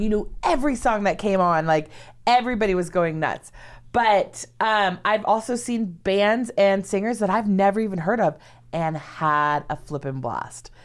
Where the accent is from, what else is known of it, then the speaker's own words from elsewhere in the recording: Los Angeles, California, United States; also born or lived in San Diego; Growing up in Los Angeles